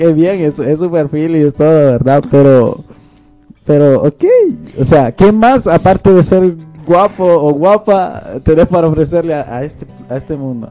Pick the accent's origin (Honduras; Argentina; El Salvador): Honduras; moved away; en mi país, en Honduras